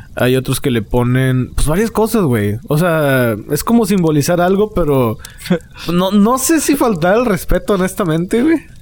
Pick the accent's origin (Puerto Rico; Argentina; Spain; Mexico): Mexico; Monterrey, Nuevo León; a nosotros de Monterrey